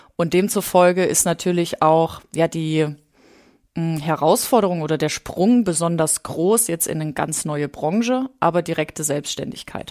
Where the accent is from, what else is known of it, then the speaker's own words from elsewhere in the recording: Thuringia, Germany; moved away as an adult; also born or lived in Leipzig; Also wir kommen ursprünglich aus Thüringen